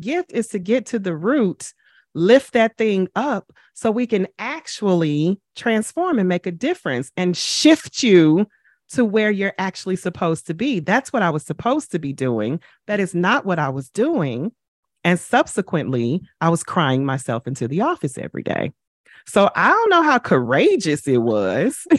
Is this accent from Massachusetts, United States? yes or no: no; St. Louis, Missouri, United States; moved away as an adult; now in New York, United States; I relocated from my hometown, from Saint Louis to New York